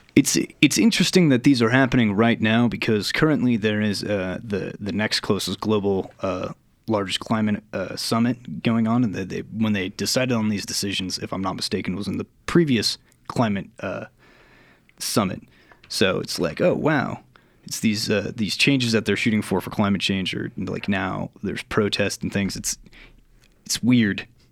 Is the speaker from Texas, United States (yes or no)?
yes; Texas, United States; growing up in Texas, you always see George H.W. come out for like sporting events